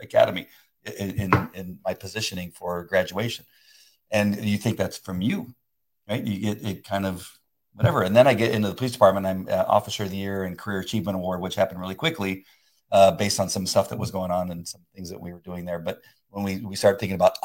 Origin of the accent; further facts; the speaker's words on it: La Mirada, California, United States; growing up in La Mirada, California